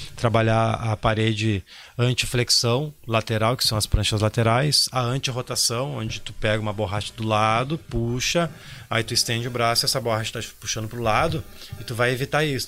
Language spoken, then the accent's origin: Portuguese; Porto Alegre, Rio Grande do Sul, Brazil; eu sou de Porto Alegre